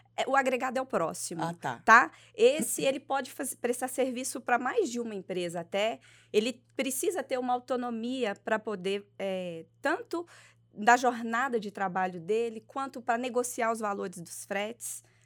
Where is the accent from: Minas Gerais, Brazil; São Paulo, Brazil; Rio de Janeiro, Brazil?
Minas Gerais, Brazil; Belo Horizonte; Eu sou de Belo Horizonte, Minas Gerais